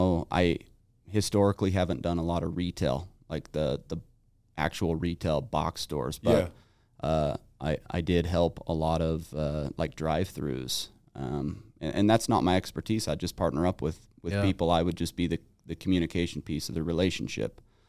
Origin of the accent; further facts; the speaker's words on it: Salt Lake City, Utah, United States; Yeah, I grew up here in Utah.